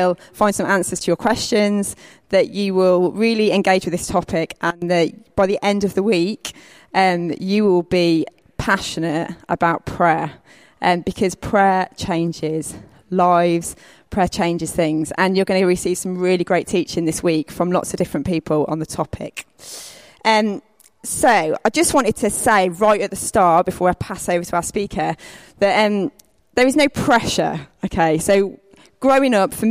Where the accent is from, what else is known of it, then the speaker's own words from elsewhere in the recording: Lowestoft, East of England, United Kingdom; I'm from Lowestoft, which is on the East Coast, not too far away